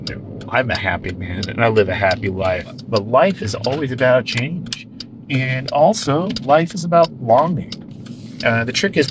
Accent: California, United States; where I grew up in Northern California, because I grew up in the northern end of the Central Valley, which is like a large-scale version of this.

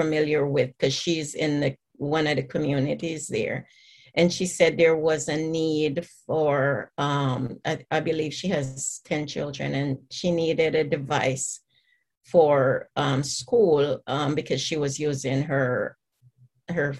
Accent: Jamaica; now in Atlanta, United States; the community where I grew up in Jamaica

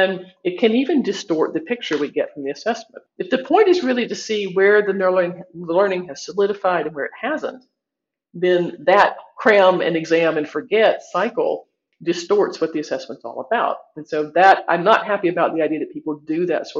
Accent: United States; I'm from the United States

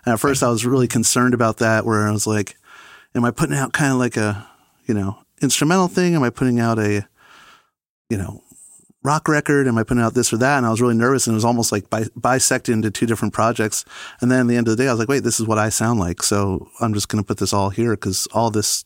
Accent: Oakland, New Jersey, United States; also born or lived in Franklin Lakes, New Jersey; now in Hopewell, United States; I grew up in Franklin Lakes, same town as Marco, but I pretty much grew up in Oakland, New Jersey, which is the town over.

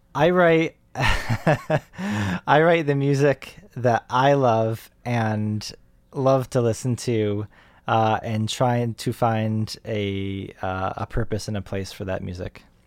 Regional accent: Rochester, New York, United States; moved away; I grew up in Rochester, New York

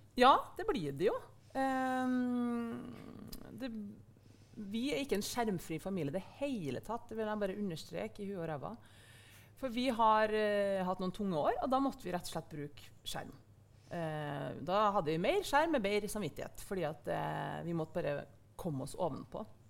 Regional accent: Verdal, Trøndelag, Norway; vokste opp på Verdalen på 90-tallet

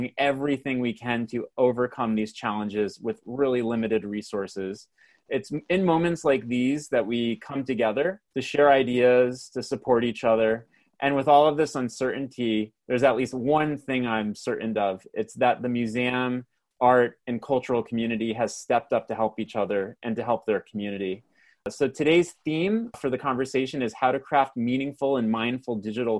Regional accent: Canada; accent: Canadian; my Canadian accent

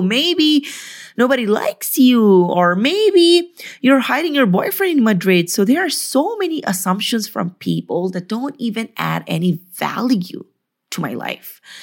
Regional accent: Philippines; moved away; I came from the Philippines

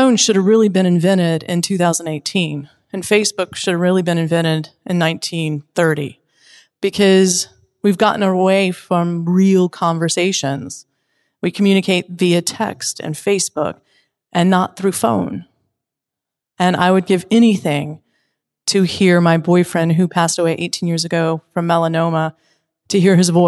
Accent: Wilmington, North Carolina, United States; moved away; I'm from Wilmington, North Carolina. But presently, I live in a 29-foot RV, and I'm going state to state

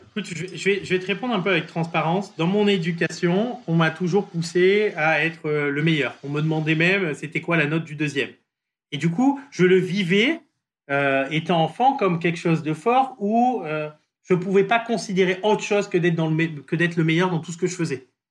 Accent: Marseille, Provence-Alpes-Côte d'Azur, France; moved away as an adult; also born or lived in Paris; j'ai grandi à Marseille

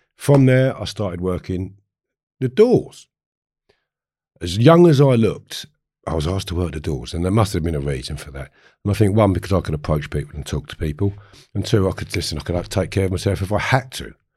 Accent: Harefield, London, United Kingdom; I grew up in Harefield

